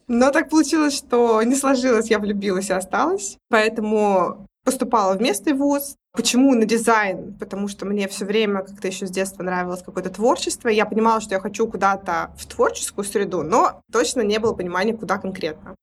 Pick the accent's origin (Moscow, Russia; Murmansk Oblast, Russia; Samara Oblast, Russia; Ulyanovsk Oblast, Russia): Samara Oblast, Russia; Tolyatti; я из Тольятти. Это Самарская область